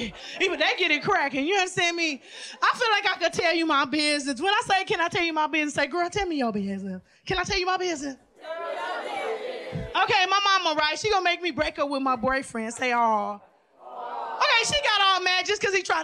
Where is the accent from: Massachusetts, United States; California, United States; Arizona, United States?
California, United States; Lynwood; I was raised in a Latino neighborhood. I'm from Linwood